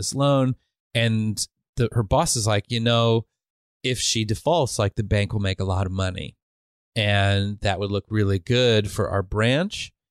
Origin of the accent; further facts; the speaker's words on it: Iowa, United States; I'm from Iowa